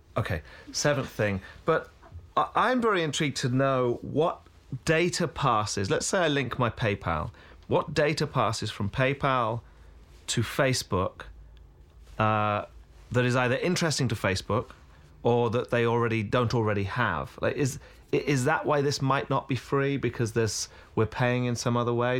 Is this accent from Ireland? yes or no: no; United Kingdom; now in United States; I'm British